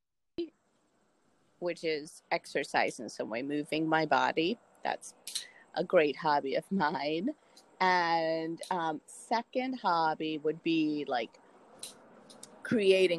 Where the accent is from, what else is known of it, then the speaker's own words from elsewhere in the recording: southeastern Pennsylvania, United States; moved away as an adult; I am from a small town in southeastern Pennsylvania. And I was born and lived my whole life in the same house